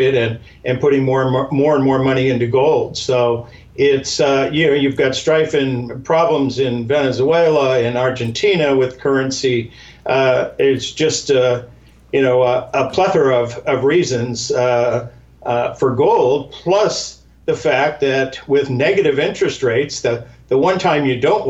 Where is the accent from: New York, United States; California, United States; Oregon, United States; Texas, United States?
California, United States; San Diego; moved away; That's my hometown